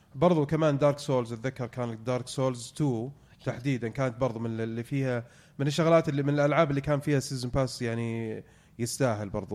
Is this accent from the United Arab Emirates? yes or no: no; Saudi Arabia; عندنا في السعودية